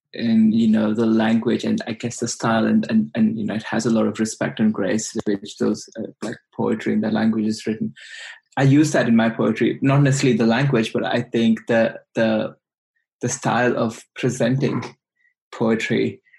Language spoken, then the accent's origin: English; India; English is a second language; moved away as an adult; now in Australia; i grew up in India and I've been in Australia for the last three and a half years